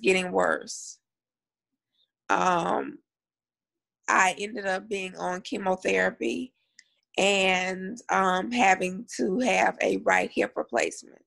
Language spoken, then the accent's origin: English; Columbia, Louisiana, United States; I grew up in a very, very small town called Columbia, Louisiana, which is by Monroe. So it's north.